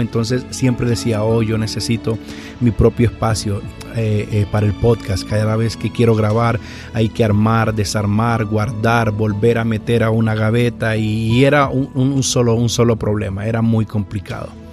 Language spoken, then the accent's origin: Spanish; Honduras; now in Garden Grove, United States; Yo soy hondureño y vivo en un lugar que se llama Garden Grove, California.